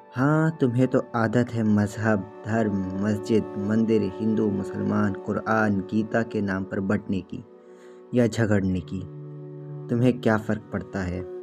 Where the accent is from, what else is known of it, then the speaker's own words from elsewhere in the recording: Nagpur, Maharashtra, India; मैं नागपुर शहर से हूँ